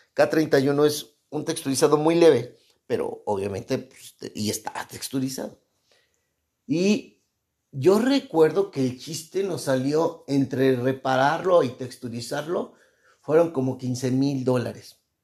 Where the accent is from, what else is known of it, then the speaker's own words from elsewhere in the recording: Mexico; soy mexicano